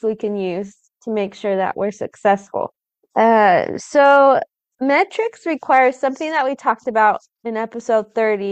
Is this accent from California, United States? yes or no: yes; Southern California, United States; moved away; I grew up in California, in Southern California